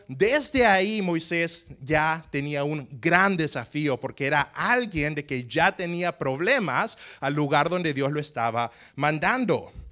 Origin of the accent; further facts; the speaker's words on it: Tegucigalpa, Francisco Morazán, Honduras; yo nací en Tegucigalpa, Tegucigalpa en Honduras